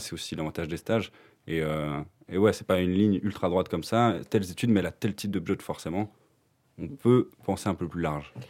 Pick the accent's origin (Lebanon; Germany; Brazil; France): France; moved away as an adult; now in Belgium; je viens de France et euh, je suis parti en Belgique pour euh, faire kiné